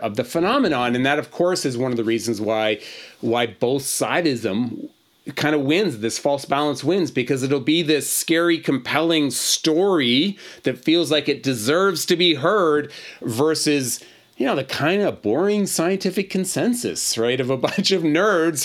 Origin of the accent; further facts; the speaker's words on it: Boston, Massachusetts, United States; moved away; I'm actually originally from Boston